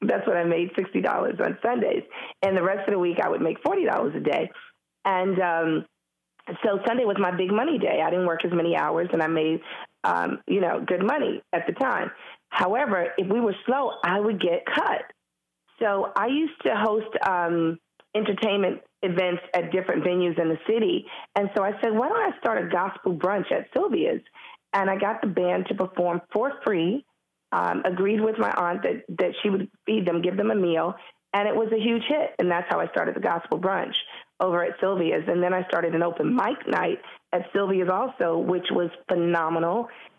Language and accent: English; Harlem, New York, United States; being black and a female and born and raised in Harlem is the best thing that could have happened to me.